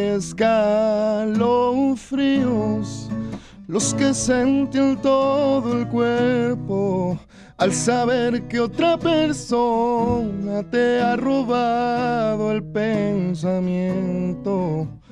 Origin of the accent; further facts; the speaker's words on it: Mexicali, Baja California, Mexico; nada más y nada menos de que Tierra Cachanilla